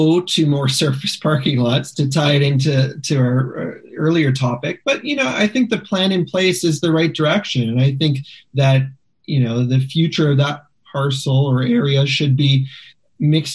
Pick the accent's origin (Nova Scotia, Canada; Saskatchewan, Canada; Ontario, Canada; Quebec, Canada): Saskatchewan, Canada; Regina; now in Calgary, Canada; In Calgary, there's so few people who want to talk about Regina with me, so I appreciate the opportunity to be able to talk about my hometown